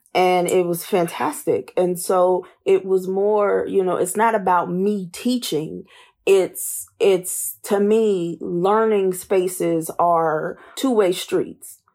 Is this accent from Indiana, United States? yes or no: yes; Indianapolis, Indiana, United States; also born or lived in Hazard, Kentucky / Washington, D.C. / Louisiana / Baltimore; I was born and raised in Indianapolis